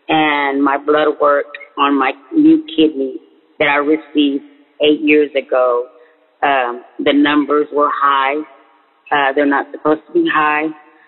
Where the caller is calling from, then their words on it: Texas, United States; I'm calling from Texas.